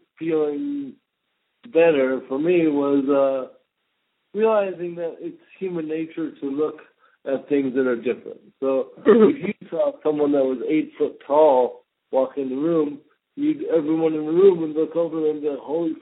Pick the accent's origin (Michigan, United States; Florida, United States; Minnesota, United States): Minnesota, United States; I grew up in Minnesota, and all my neighbors were Vietnamese